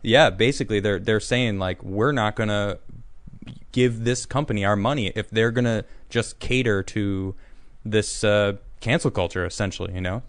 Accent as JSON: {"language": "English", "town": "Chicago", "region": "Illinois", "country": "United States", "said": "I'm from Chicago, too."}